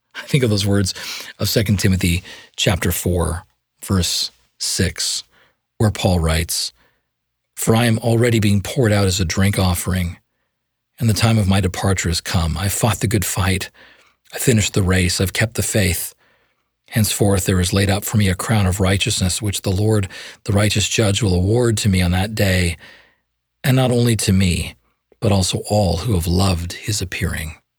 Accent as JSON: {"language": "English", "country": "Canada", "accent": "Canadian", "said": "my Canadian accent."}